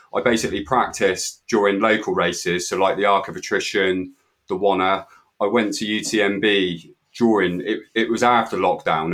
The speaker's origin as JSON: {"language": "English", "town": "Weymouth", "region": "South West England", "country": "United Kingdom", "said": "I'm from Weymouth and Dorset"}